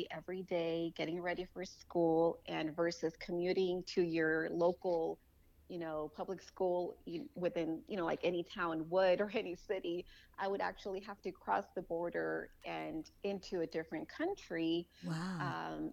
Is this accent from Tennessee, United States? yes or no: no; California, United States; also born or lived in Mexico; I was able to enjoy both cultures growing up in California, but also